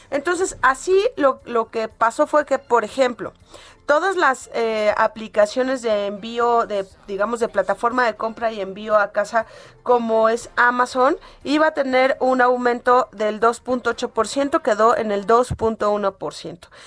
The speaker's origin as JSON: {"language": "Spanish", "country": "Mexico", "said": "la crítica que nosotros como mexicanos siempre hemos hecho"}